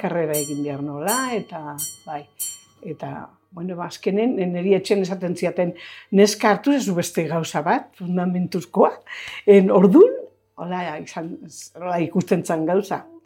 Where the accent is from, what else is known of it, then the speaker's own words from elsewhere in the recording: Zumarraga, Basque Country, Spain; hartu zuen bera, eskondu zan klienta batekin, eta hor jaio ginen gu